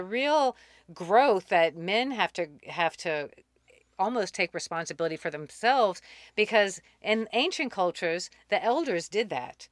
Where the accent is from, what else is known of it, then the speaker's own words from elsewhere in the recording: New Orleans, Louisiana, United States; moved away as an adult; also born or lived in Boulder / Germany / San Francisco / Mexico; I grew up in New Orleans, and then I joined the Army after graduating from college